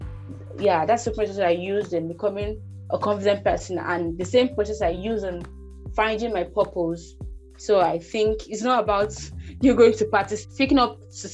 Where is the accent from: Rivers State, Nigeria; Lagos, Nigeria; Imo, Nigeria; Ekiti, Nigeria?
Rivers State, Nigeria; I'm from Nigeria, River State to be precise